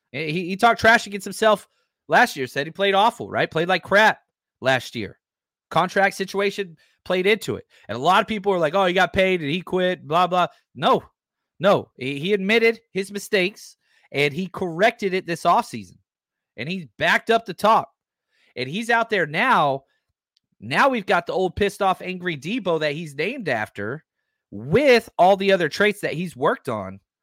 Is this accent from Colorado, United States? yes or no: no; Dallas, Texas, United States; I'm a Niners fan growing up in Dallas, right, my whole life